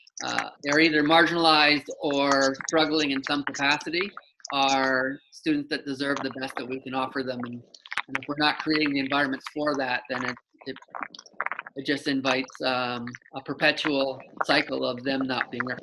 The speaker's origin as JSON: {"language": "English", "country": "Canada", "said": "being Canadian"}